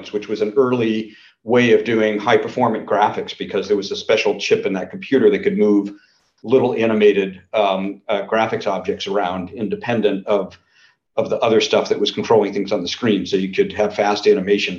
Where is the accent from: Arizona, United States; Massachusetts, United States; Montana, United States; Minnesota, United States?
Massachusetts, United States; Natick; I grew up in Natick, Mass.